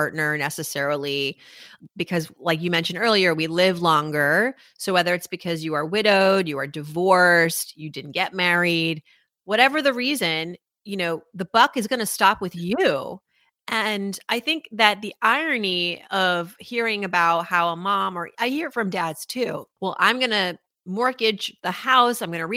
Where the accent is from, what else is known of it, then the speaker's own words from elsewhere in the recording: Worcester, Massachusetts, United States; I was raised in Worcester, Massachusetts